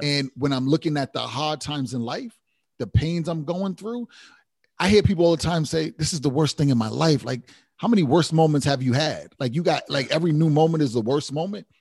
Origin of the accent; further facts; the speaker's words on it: Providence, Rhode Island, United States; I come from Rhode Island, Providence